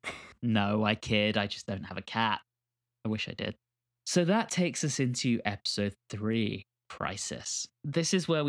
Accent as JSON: {"language": "English", "country": "United Kingdom", "moved": "yes", "lives_now": "United States", "said": "I'm British, if you guys haven't noticed."}